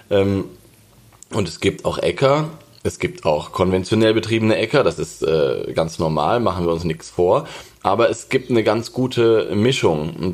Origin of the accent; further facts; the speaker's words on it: Lower Saxony, Germany; also ich komme ja aus Niedersachsen. Ähm, es gibt es alles noch.